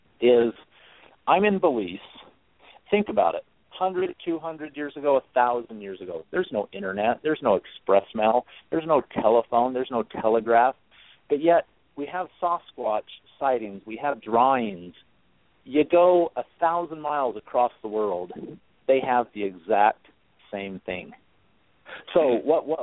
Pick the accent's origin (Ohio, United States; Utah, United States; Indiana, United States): Utah, United States; I'm from Utah. I grew up LDS, Mormon